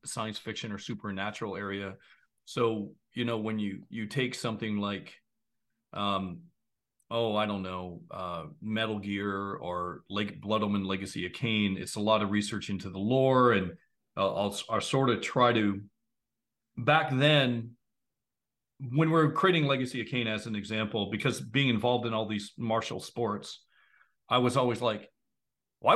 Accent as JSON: {"language": "English", "region": "Ontario", "country": "Canada", "said": "I live in Canada. A lot of people think I'm from the US, but I'm actually Canadian"}